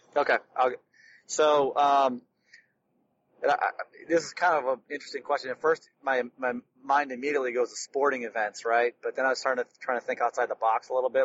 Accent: Detroit, Michigan, United States; someone who's born in Detroit

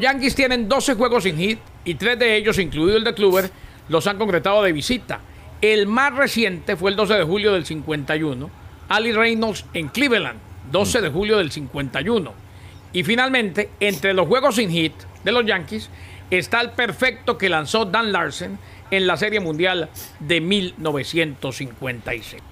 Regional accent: Colombia; yo soy más colombiano que ustedes dos juntos

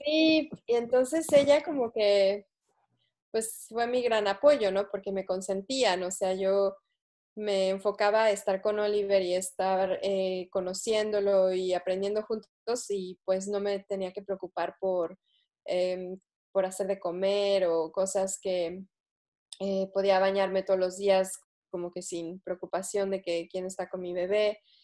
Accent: Mexico City, Mexico; moved away as an adult; yo crecí en Ciudad de México

